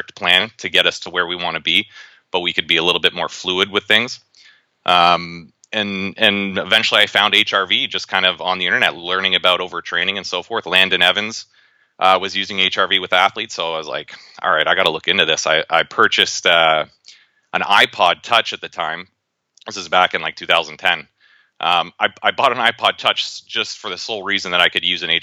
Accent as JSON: {"language": "English", "town": "Toronto", "region": "Ontario", "country": "Canada", "tie": "born or raised there", "also_born_or_lived": "Cincinnati, Ohio, United States", "said": "I'm actually originally from Cincinnati, Ohio, but my dad's job moved us to Toronto. So I grew up in the Toronto area"}